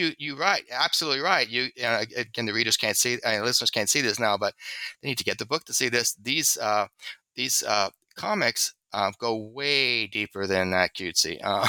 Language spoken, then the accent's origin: English; the South, United States; because I'm a Southerner, it also maybe I have a prejudice for that accessibility.